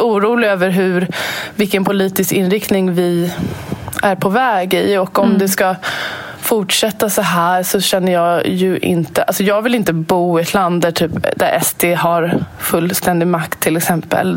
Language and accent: Swedish; Sweden; jag är född och uppvuxen här i Sverige